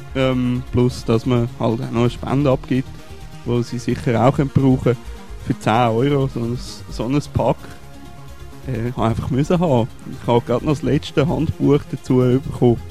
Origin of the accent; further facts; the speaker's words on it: Switzerland; sind wir als Schweizer